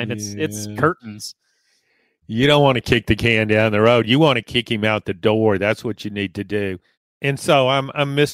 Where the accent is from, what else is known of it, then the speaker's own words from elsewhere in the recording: Louisiana, United States; See, I don't have to try to be. I'm from. I'm Southern. I'm from Louisiana.